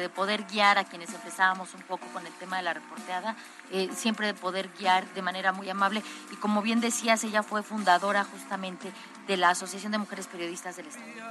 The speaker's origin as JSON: {"language": "Spanish", "country": "Mexico"}